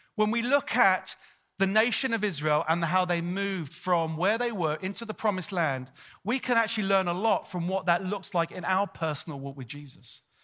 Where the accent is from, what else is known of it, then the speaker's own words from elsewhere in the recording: London, United Kingdom; moved away as an adult; also born or lived in Sydney, Australia; I'm born and bred, I'm born and bred in North London